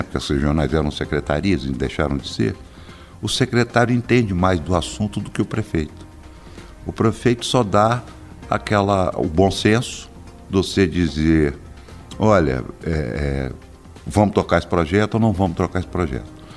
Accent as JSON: {"language": "Portuguese", "town": "Belo Horizonte", "region": "Minas Gerais", "country": "Brazil", "tie": "born or raised there", "said": "Eu nasci em Belo Horizonte"}